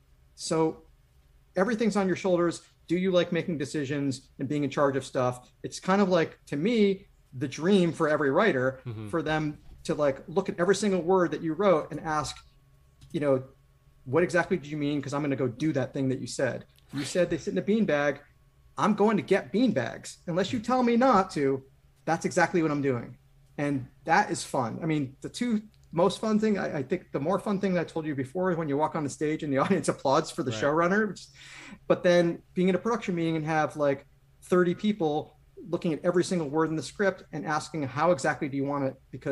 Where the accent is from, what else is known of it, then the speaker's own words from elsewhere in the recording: West Hartford, Connecticut, United States; moved away; also born or lived in New York; I'm from West Hartford. That's where I grew up.